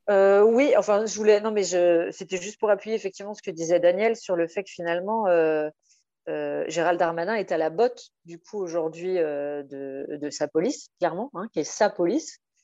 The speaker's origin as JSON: {"language": "French", "town": "Nantes", "region": "Pays de la Loire", "country": "France", "said": "je suis nantaise"}